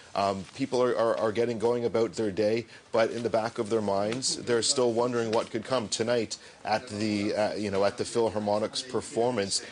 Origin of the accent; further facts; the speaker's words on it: Canada; I'm from Canada